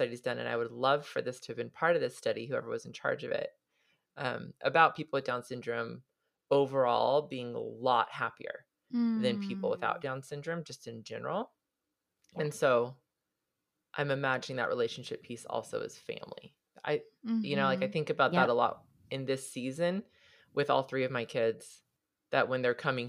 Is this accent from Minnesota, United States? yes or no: no; Southern California, United States; also born or lived in Hawaii; I grew up in Southern California, not at the beach, but plenty of opportunities